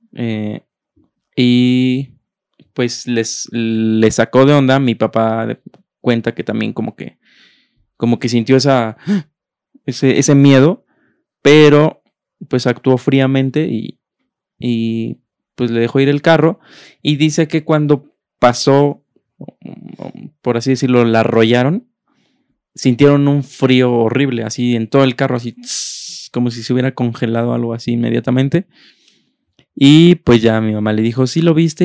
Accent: Mexico City, Mexico; also born or lived in Texcoco, State of Mexico; Yo nací en Texcoco porque mi abuelita vivía en Texcoco y mis papás vivían en, la Ciudad de México, en ese entonces Distrito Federal

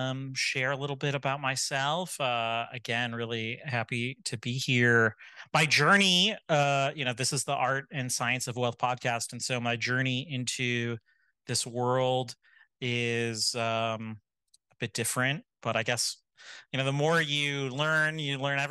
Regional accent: Michigan, United States; I grew up in Michigan, moved around a bit.

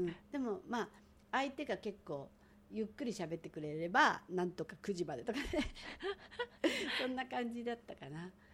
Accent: Tokyo, Japan; moved away as an adult; also born or lived in Hawaii Island; now in Hawaii, United States; 私なんか東京で生まれてなんだかんだあってもこう守られてきた

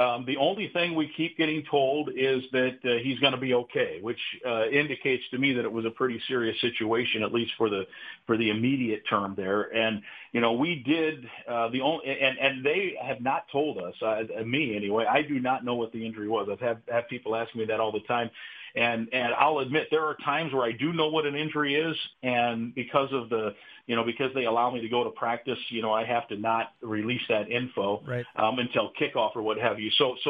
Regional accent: Iowa, United States; I grew up in Iowa

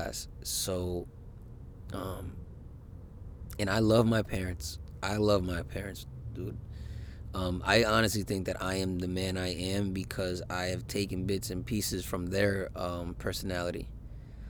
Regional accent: United States; I'm an American man

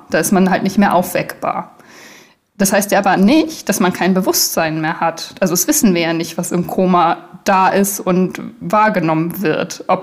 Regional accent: Germany; Naja, ich bin ja in Deutschland aufgewachsen, da wird man ja automatisch christlich erzogen

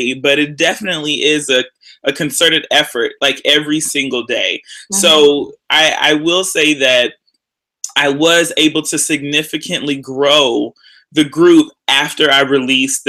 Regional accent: Houston, Texas, United States; moved away as an adult; also born or lived in Austin, Texas / Baltimore, Maryland; I'm originally from Houston, Texas

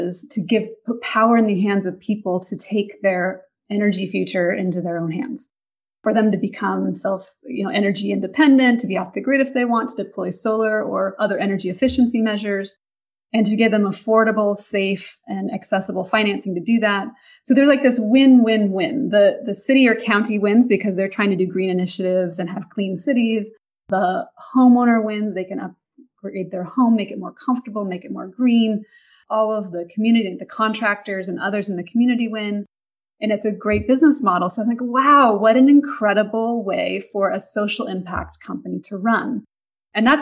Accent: Pacific Northwest, United States; moved away; my upbringing, growing up in the Pacific Northwest

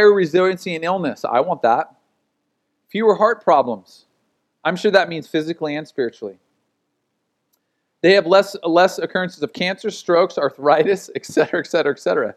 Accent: United States; as an American

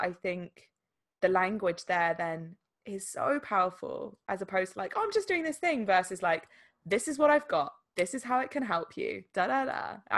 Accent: England, United Kingdom; Obviously, there's like a linguistic element of essentially English language in this instance, because we're English.

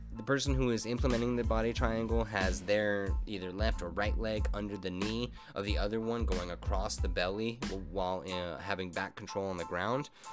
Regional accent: Albuquerque, New Mexico, United States; Albuquerque this weekend, my hometown

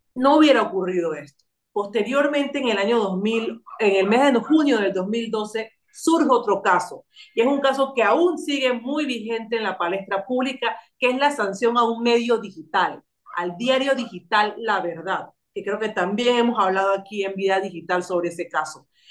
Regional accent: Panama; nosotros como panameños y panameñas tenemos una cultura de cedernos datos

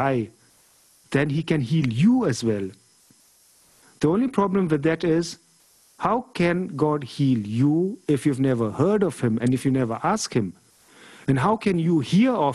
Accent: Germany; I was born in Germany

